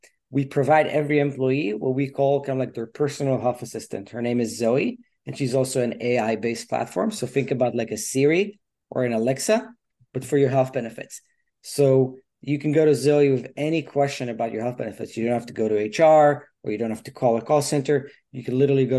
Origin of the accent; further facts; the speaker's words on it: Israel; moved away as an adult; now in United States; I'm from Israel originally, grew up there, like the youngest of four brothers